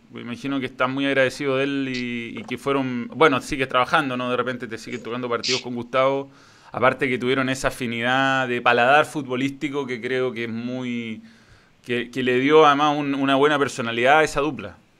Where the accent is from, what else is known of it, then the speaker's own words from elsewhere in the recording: Chile; nosotros como chilenos